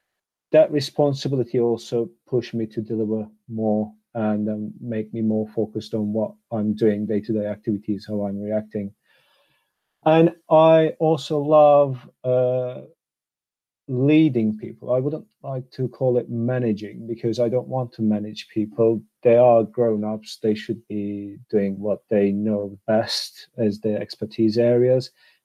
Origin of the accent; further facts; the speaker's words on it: Istanbul, Turkey; moved away as an adult; I'm Turkish, so I'm born and bred in Istanbul, Turkey. Until I was 27 years old, I graduated from uni with a degree in economics.